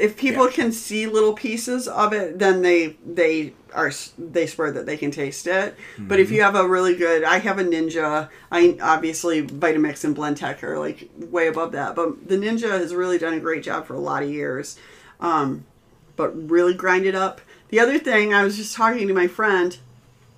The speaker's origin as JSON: {"language": "English", "region": "Midwest", "country": "United States", "said": "we're from the Midwest."}